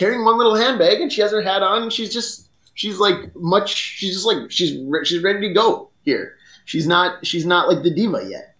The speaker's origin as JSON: {"language": "English", "region": "North Dakota", "country": "United States", "said": "I'm from the American North, North Dakota, more specifically."}